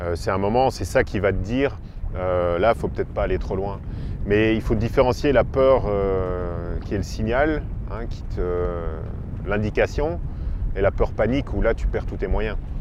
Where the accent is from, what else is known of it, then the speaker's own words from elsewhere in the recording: Belgium; moved away as an adult; now in Azores, Portugal; je suis belge d'origine et je vis ici aux Açores depuis, euh, depuis 7-8 ans, 7 ans maintenant.